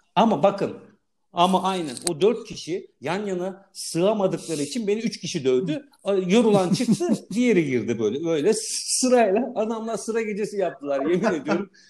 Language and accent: Turkish; Istanbul, Turkey; orada büyüdüm